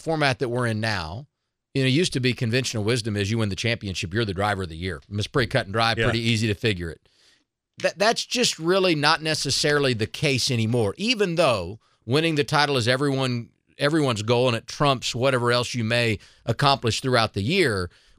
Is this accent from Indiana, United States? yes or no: yes; Southern Indiana, United States; I grew up in Southern Indiana.